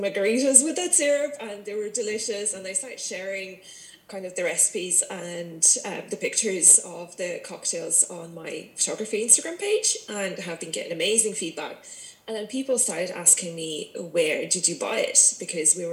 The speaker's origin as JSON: {"language": "English", "country": "Russia", "also_born_or_lived": "Ireland / London", "moved": "as an adult", "lives_now": "Virginia, Ireland", "said": "I'm originally from Russia."}